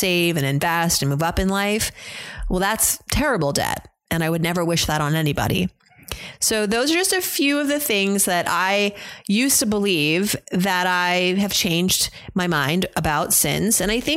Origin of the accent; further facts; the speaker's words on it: United States; growing up in America